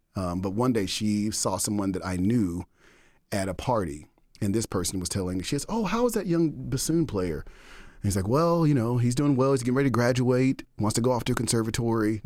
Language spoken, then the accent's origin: English; Dallas, Texas, United States; moved away as an adult; also born or lived in Denton, Texas / Austin, Texas; now in Boston, United States; born and raised in Dallas, okay, grew up in what most people now would refer to as an underserved community.